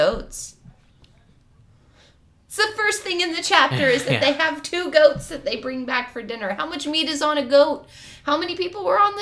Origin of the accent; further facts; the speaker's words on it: California, United States; as a Californian living in a fire area